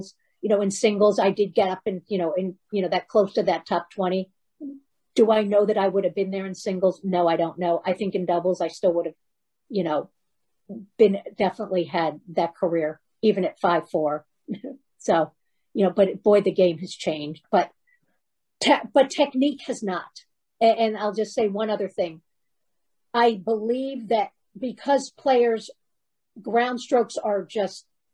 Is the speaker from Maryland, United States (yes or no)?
yes; Baltimore, Maryland, United States; We grew up in Baltimore together.